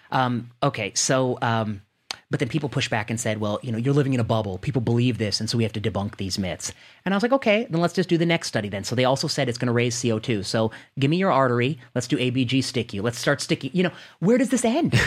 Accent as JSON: {"language": "English", "region": "Indiana", "country": "United States", "tie": "born or raised there", "also_born_or_lived": "Ohio", "said": "I grew up in the Midwest. I grew up in Indiana. Uh, I grew up in, I was born in Ohio."}